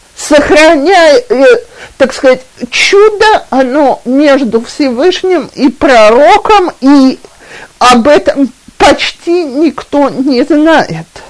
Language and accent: Russian; Russia; now in Israel; мы, э, люди из России